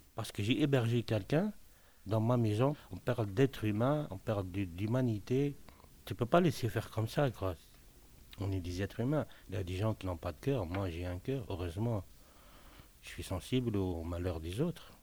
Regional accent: Tunisia; moved away as an adult; now in Belgium; je suis native de Tunisie. Ça fait maintenant 18 ans que je suis en Belgique.

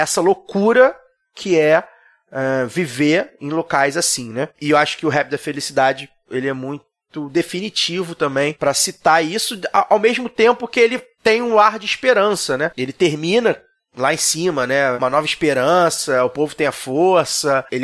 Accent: Rio de Janeiro, Brazil; Eu sou de Maria da Graça, né?

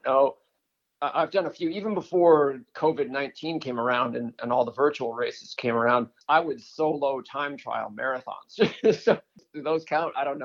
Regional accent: New Hampshire, United States; I grew up in New Hampshire

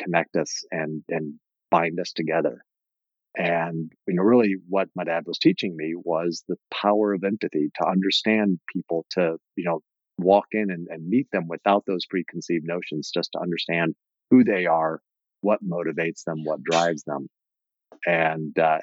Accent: Indiana, United States; growing up in Indiana in the 70s

